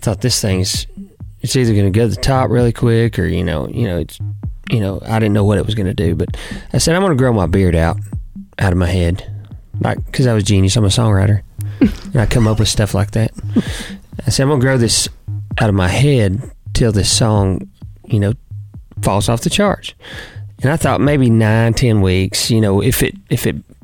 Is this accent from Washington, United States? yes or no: no; Lamesa, Texas, United States; also born or lived in Lubbock, Texas; La Mesa, Texas. I was born in Lubbock, Texas. And then when I was four, they moved to La Mesa